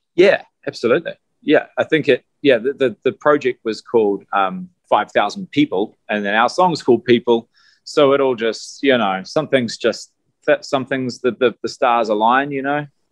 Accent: New Zealand; we're from New Zealand

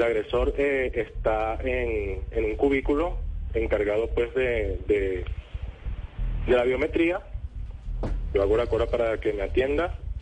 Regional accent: Colombia; ingresando al país pues como colombiano

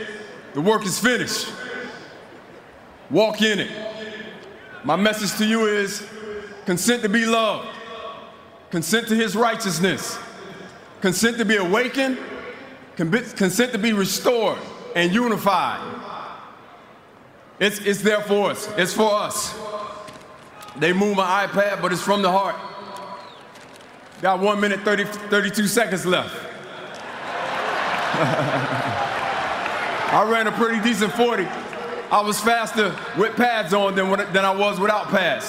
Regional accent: South Florida, United States; growing up in South Florida in Tater Town

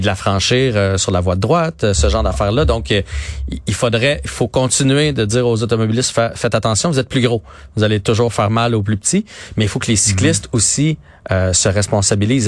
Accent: Saint-Bruno-de-Montarville, Quebec, Canada; je viens de Saint-Bruno

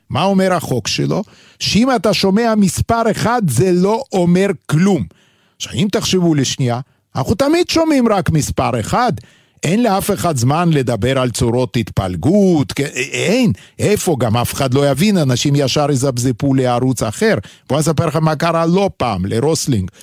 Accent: Vilnius, Lithuania; accent: heavy Lithuanian; first language Yiddish; Hebrew is a second language; now in Israel; גם אני מווילנה

